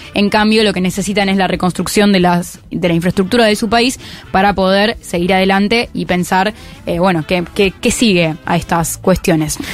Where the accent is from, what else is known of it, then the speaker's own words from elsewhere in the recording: Argentina; Y yo soy argentina